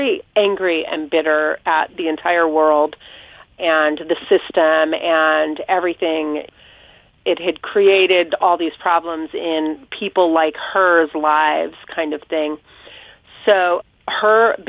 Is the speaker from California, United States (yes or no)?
yes; Orange County, Southern California, United States; now in Pawling, United States; I grew up in Southern California, Orange County, and most of my lifetime I lived in my grandparents' home